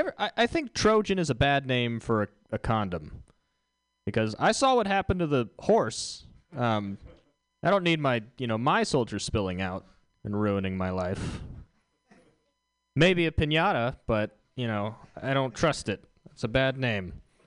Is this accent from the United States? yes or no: yes; Houston, Texas, United States; All right, I'm from Houston.